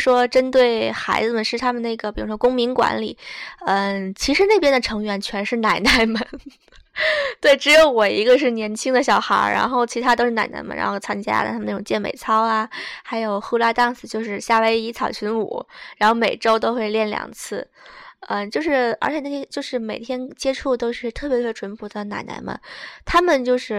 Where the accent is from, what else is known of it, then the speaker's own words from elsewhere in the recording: Okinawa, Japan; now in Shizuoka, Japan; 我觉得我从冲绳我乡下来的，到这边我觉得哇塞，眼花缭乱了。